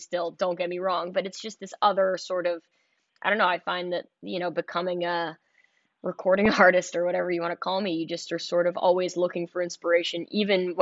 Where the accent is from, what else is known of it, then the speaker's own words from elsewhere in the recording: New York City, New York, United States; I'm from Manhattan